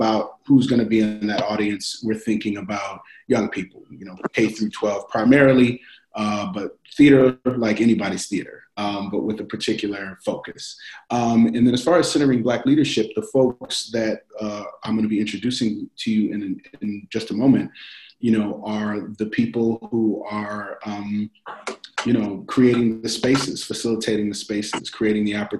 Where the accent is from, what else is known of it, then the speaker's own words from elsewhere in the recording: Detroit, Michigan, United States; now in Colorado Springs, United States; fellow Detroit native